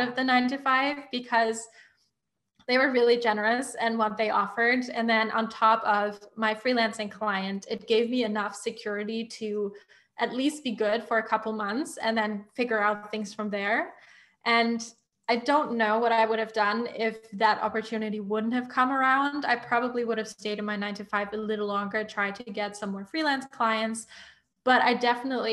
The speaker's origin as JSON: {"language": "English", "country": "Germany", "moved": "yes", "said": "I'm originally from Germany."}